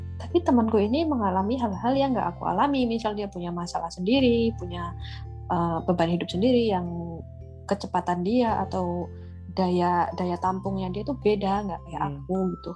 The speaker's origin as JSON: {"language": "Indonesian", "region": "Central Java", "country": "Indonesia", "said": "aku dari Jawa Tengah"}